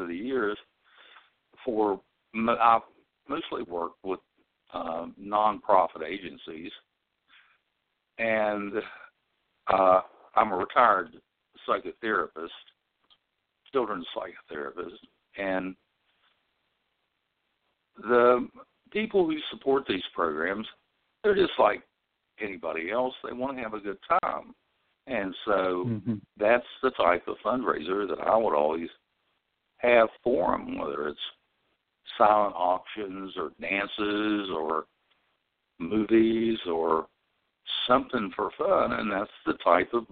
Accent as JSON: {"language": "English", "region": "West Virginia", "country": "United States", "said": "I'm from West Virginia"}